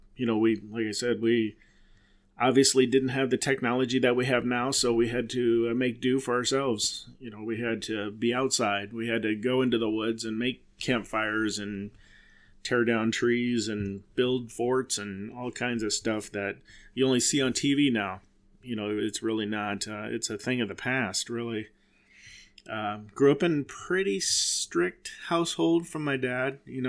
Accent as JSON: {"language": "English", "town": "Silvis", "region": "Illinois", "country": "United States", "tie": "born or raised there", "said": "I grew up in Silvis, Illinois."}